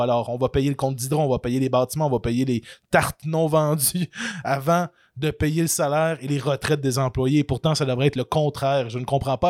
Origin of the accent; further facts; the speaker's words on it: Canada; en tant que bon Canadien français